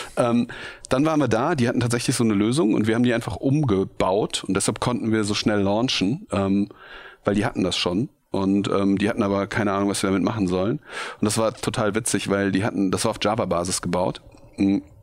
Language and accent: German; Bergisch Gladbach, North Rhine-Westphalia, Germany; also born or lived in Cologne; Ich bin geboren in Köln ähm, und aufgewachsen in Bergisch Gladbach, so ein kleiner Ort neben Köln